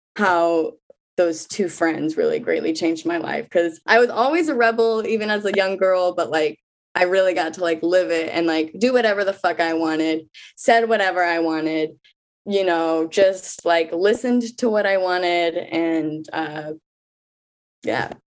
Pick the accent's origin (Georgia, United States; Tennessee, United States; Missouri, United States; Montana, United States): Missouri, United States; Kansas City; moved away as an adult; now in Brooklyn, United States; I'm in Brooklyn right now. I'm from Kansas City, Missouri